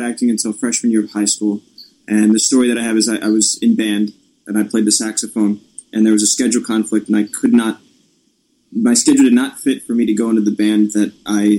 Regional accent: Annapolis, Maryland, United States; I grew up around Annapolis and I'd always been there.

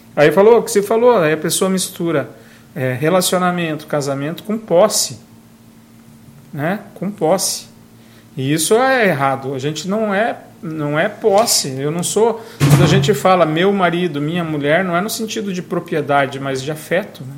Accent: Brazil; moved away; na minha terra natal, lá em Guarapó, onde eu fui criado

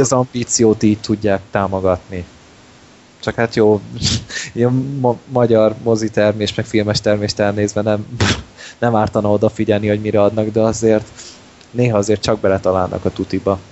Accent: Hungary; magyarok vagyunk

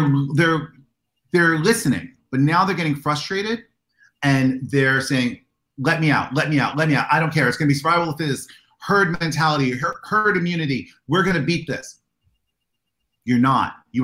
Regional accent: United States; I'm an American

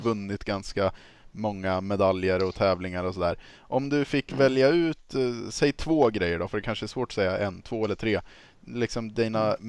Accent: Östergötland, Sweden; accent: östgötska

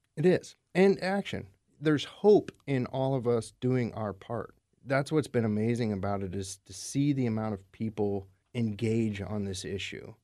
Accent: Alaska, United States; moved away as an adult; also born or lived in Bay Area, California; now in Puget Sound, United States; I grew up in Alaska, and then I spent summers in the Bay Area, California. I moved here about seven years ago

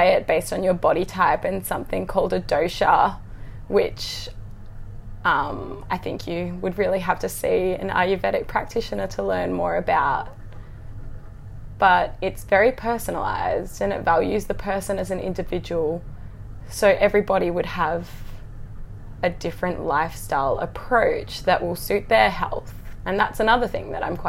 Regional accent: Gold Coast, Queensland, Australia; I'm from the Gold Coast in Australia

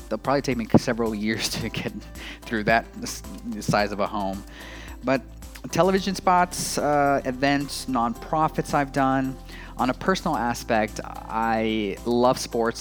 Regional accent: Los Angeles, California, United States; moved away as an adult; also born or lived in Asheville, North Carolina; I was raised in Los Angeles, California

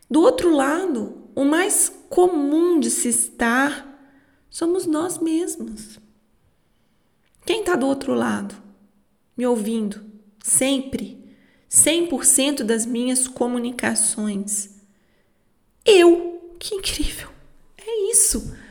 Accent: Minas Gerais, Brazil; Como eu sou mineira, falo muito lento

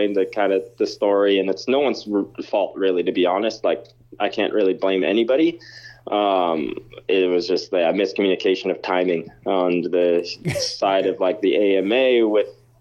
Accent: Canada; I'm a Canadian

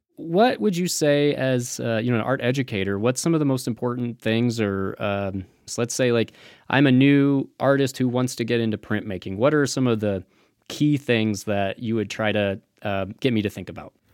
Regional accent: Midwest, United States; now in Las Vegas, United States; I'm from the Midwest myself, so I, I have a little bit of that experience of coming out here

